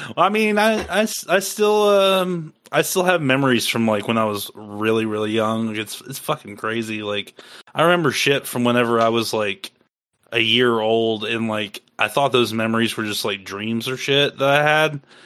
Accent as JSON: {"language": "English", "region": "Iowa", "country": "United States", "moved": "yes", "said": "I'm originally from Iowa, and um, I have family there."}